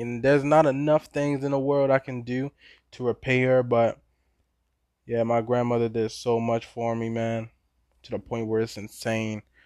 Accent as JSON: {"language": "English", "town": "Baltimore", "region": "Maryland", "country": "United States", "tie": "born or raised there", "said": "I'm from Baltimore, born and raised"}